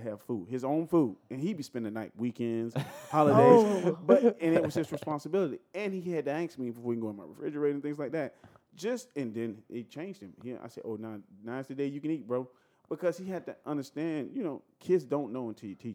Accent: the South, United States; moved away; I'm from the South

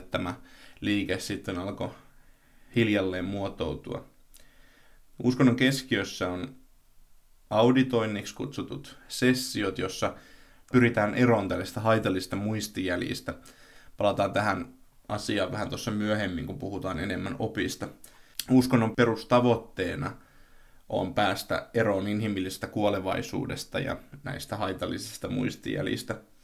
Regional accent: a small town in Tavastia, Finland; tässä pienessä hämäläisessä kaupungissa

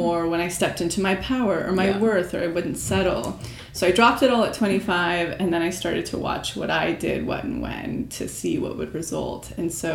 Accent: Mariposa, California, United States; moved away as an adult; also born or lived in Central Valley, California; I'm from a small town right outside of Yosemite called Mariposa

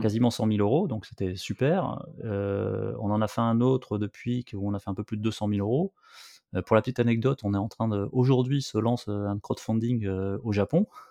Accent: Bordeaux, Nouvelle-Aquitaine, France; je viens de Bordeaux, donc, tu vois, sur la côte

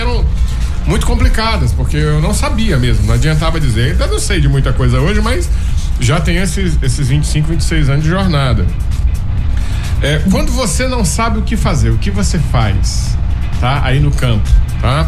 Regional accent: Imperatriz, Maranhão, Brazil; Imperatriz é minha terra

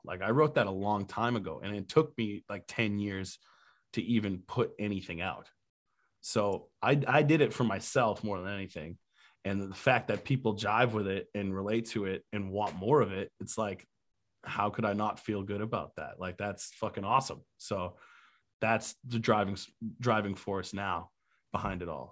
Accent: New Hampshire, United States; also born or lived in Key West, Florida; now in Charleston, United States; I grew up in New Hampshire.

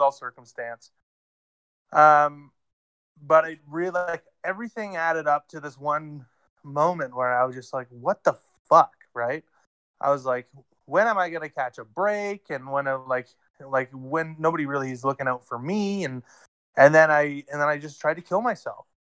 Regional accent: Ontario, Canada; now in Alberta, Canada; I'm out in Alberta right now, but I grew up in Ontario

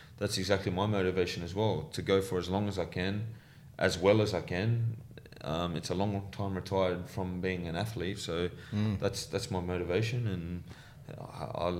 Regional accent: Sydney, New South Wales, Australia; growing up in Western Sydney

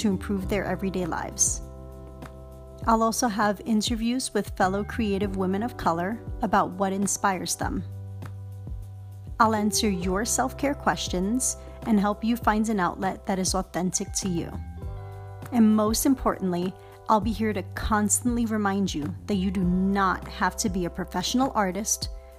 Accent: New York City, New York, United States; as a child growing up in Harlem

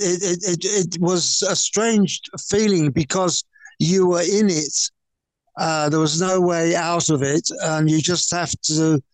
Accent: London, United Kingdom; being a Cockney boy

